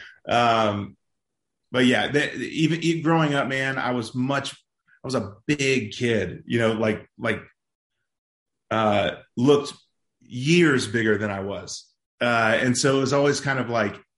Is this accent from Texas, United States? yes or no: yes; Dallas, Texas, United States; I'm from Dallas, Texas, and growing up, I was in sports